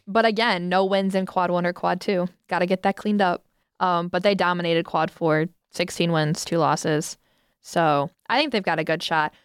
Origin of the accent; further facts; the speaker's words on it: Toledo, Ohio, United States; I'm from Toledo